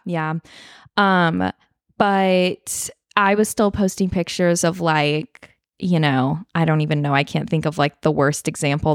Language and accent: English; Northern California, United States; I am living in my hometown, back in my hometown, Northern California